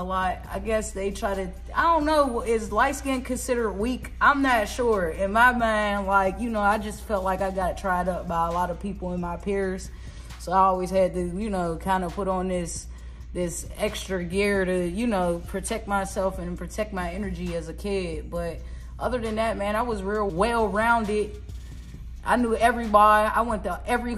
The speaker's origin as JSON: {"language": "English", "town": "Pittsburgh", "region": "Pennsylvania", "country": "United States", "tie": "born or raised there", "said": "Originally, I'm from Pittsburgh, Pennsylvania. I'm from the city of Pittsburgh. I'm from the streets of the Hill"}